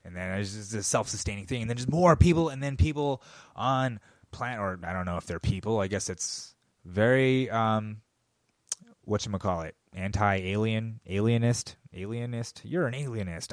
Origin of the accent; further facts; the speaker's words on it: United States; as an American